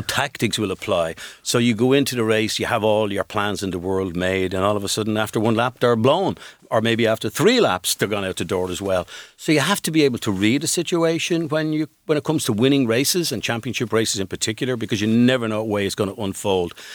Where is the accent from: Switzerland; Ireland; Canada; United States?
Ireland; Dublin, Leinster; I grew up together in Cooley Road in Drummond